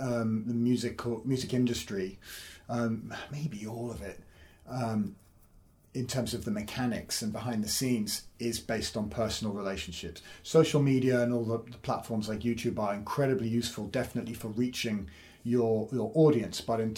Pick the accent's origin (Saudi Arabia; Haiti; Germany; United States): Saudi Arabia; also born or lived in Edinburgh, United Kingdom; So I was born in Saudi Arabia. My parents were teaching out there, so that was a bit of an unusual upbringing. But it was just a British international school, so everyone spoke English